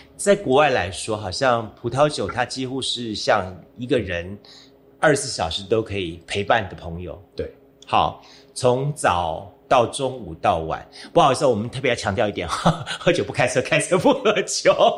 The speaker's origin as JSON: {"language": "Chinese", "region": "Kaohsiung", "country": "Taiwan", "tie": "born or raised there", "said": "自己本身是小时候在盐城区，呃，度过了我的童年一部分"}